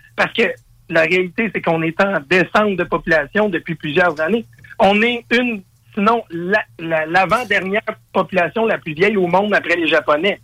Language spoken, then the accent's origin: French; Quebec, Canada; je suis un Québécois, on veut pas, un francophone